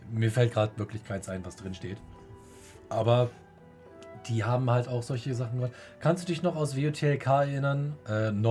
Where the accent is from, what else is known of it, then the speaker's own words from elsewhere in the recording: Northern Germany, Germany; Da, wo ich herkomme, also Bremen, Hamburg, die Richtung heißt es Knust.